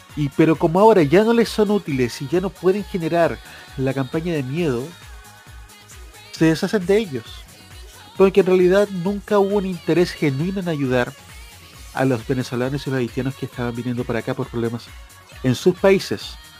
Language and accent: Spanish; Chile; nos reconocemos como chilenos